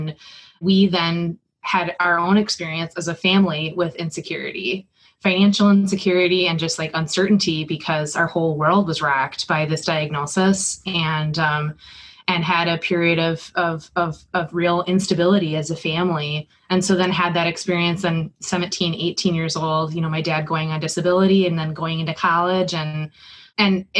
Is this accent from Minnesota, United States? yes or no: yes; St. James, Minnesota, United States; I grew up in a little town called St. James, Minnesota, in Wattenwang County in southwest Minnesota